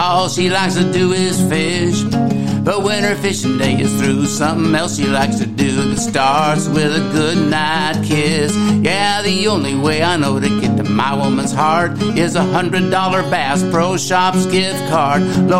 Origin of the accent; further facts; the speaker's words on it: California, United States; and because I'm from California, there's a different style of bass fishing.